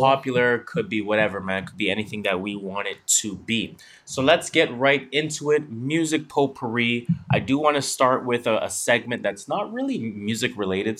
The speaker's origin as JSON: {"language": "English", "country": "Canada", "said": "we are Canadian"}